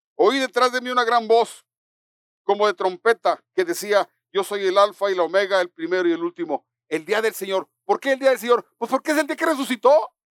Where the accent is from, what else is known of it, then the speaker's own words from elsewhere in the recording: Mexico; los mexicanos celebramos el 16 de septiembre